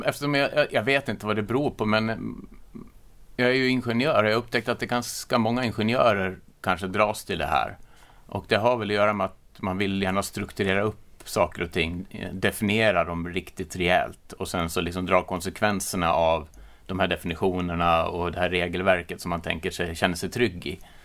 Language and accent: Swedish; Orsa, Dalarna County, Sweden; accent: Dalarna dialect; jag är från Dalarna, men sen att man, eller jag kommer från en gård som har gått i släkten i åtminstone sedan 1850